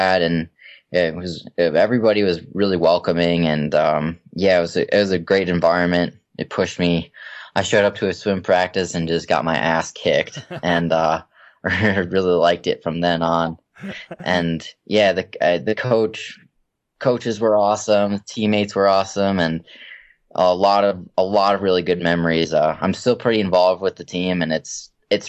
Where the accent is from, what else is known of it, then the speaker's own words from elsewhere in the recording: Minnesota, United States; I grew up in Minnesota, and it's really cold there